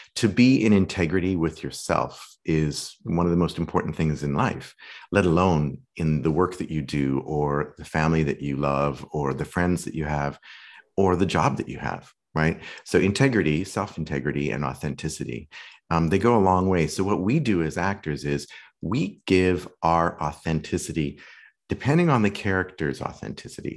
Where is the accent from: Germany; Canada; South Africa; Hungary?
Canada; Saskatoon, Saskatchewan; moved away as an adult; also born or lived in London / New York / Malibu; now in Los Angeles, United States; I grew up in Canada, in Western Canada, in a great little city called Saskatoon.